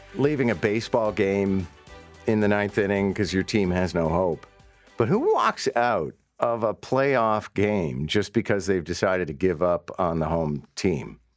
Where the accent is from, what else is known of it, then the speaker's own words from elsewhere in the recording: Montreal, Quebec, Canada; now in Toronto, Canada; I, born and raised in Montreal